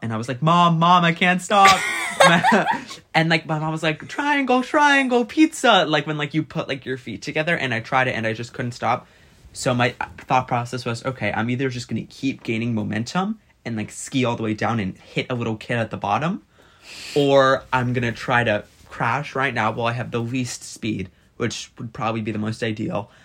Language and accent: English; United States; I couldn't imagine not being American